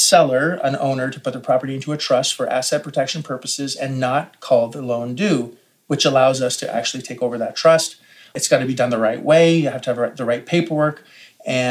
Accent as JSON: {"language": "English", "country": "Canada", "said": "as a Canadian"}